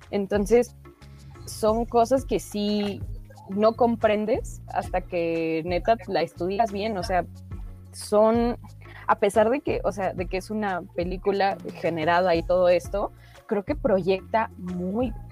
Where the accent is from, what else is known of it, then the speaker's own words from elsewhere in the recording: Mexico; creo que son esos mundos que no terminamos de conocer, incluso como mexicanos mismos.